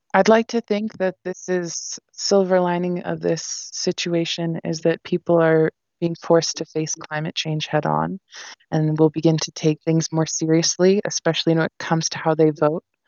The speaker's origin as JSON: {"language": "English", "town": "Santa Cruz", "region": "California", "country": "United States", "tie": "born or raised there", "said": "my hometown here"}